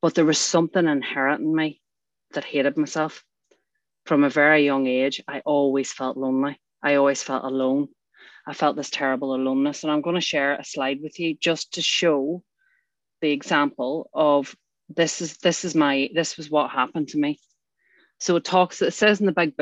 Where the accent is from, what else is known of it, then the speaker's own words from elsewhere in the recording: Northern Ireland, United Kingdom; I grew up in Northern Ireland